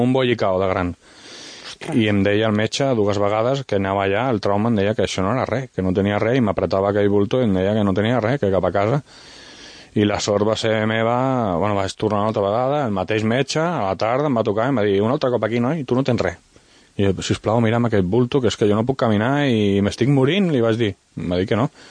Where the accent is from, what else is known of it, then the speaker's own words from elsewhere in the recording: Sant Sadurní d'Anoia, Catalonia, Spain; also born or lived in Vinaròs, Valencian Community; sóc de Sant Sadurní de Noia